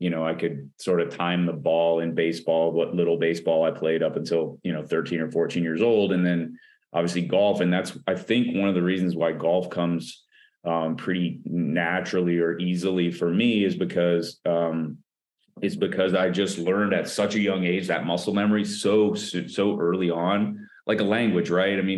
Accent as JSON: {"language": "English", "region": "Minnesota", "country": "United States", "tie": "born there", "said": "I was born in Minnesota and my mom, we had a basement."}